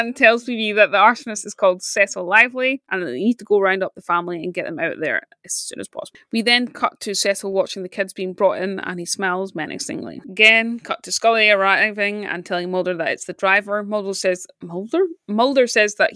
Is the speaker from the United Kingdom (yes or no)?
yes; Scotland, United Kingdom; as a Scottish person